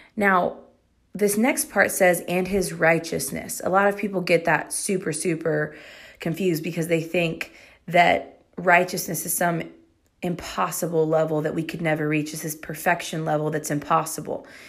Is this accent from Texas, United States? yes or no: yes; Texas, United States; I'm proud to be a Texan